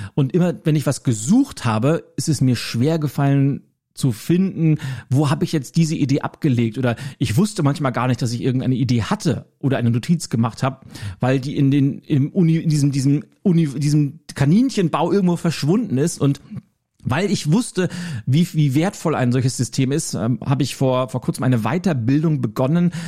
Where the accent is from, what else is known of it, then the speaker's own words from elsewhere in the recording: Schleswig-Holstein, Germany; als Schleswig-Holsteiner drücke ich